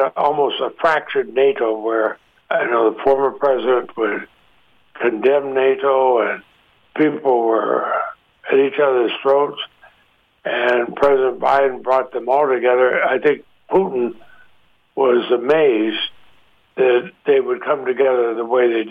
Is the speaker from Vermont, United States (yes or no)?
yes; Montpelier, Vermont, United States; I grew up in Montpelier, our capital city